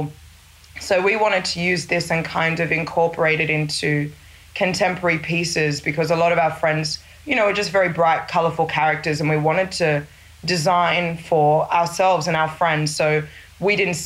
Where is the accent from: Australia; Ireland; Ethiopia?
Australia; moved away as an adult; also born or lived in Sydney; now in Lagos, Nigeria; I was born and raised in Australia